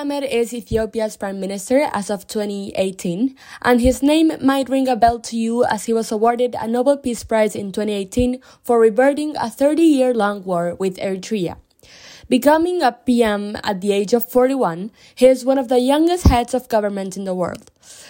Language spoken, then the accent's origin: English; Buenos Aires, Argentina; moved away; also born or lived in Berlin, Germany / United States; I'm from Buenos Aires, Argentina, although I've lived in Berlin, Germany, and the US for a short period of time.